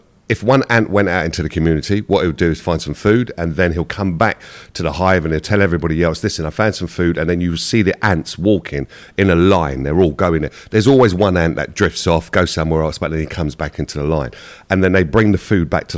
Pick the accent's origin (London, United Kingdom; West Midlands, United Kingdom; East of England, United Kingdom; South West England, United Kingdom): London, United Kingdom; when I was growing up in Hackney, even though we were poor